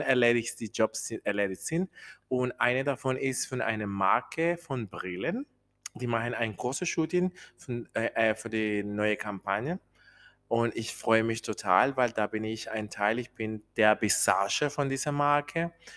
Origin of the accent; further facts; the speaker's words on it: Colombia; German is a second language; moved away as an adult; now in Germany; ich bin äh, in Kolumbien geboren, ich wohne hier in Deutschland schon 13 Jahre